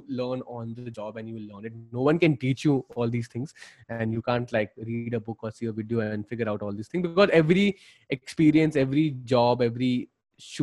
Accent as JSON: {"language": "English", "region": "Delhi", "country": "India", "said": "I am from Delhi"}